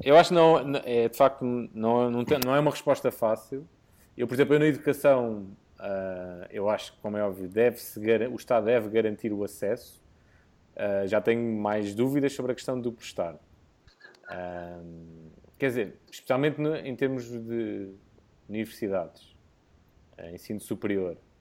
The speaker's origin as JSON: {"language": "Portuguese", "country": "Portugal", "said": "como bom português"}